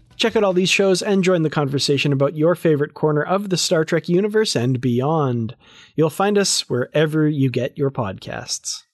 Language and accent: English; Grande Prairie, Alberta, Canada; I'm there from Grand Prairie, Alberta, Canada